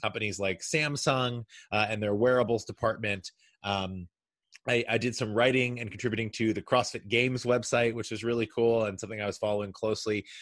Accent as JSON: {"language": "English", "region": "Kentucky", "country": "United States", "moved": "yes", "lives_now": "New York, United States", "said": "I'm originally from Kentucky"}